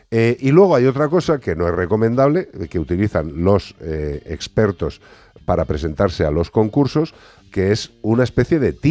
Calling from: Madrid, Community of Madrid, Spain; Hola, buenas tardes. … de Madrid.

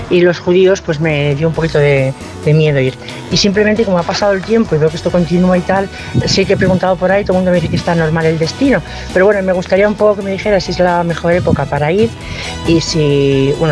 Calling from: Madrid, Community of Madrid, Spain; Soy … de Madrid.

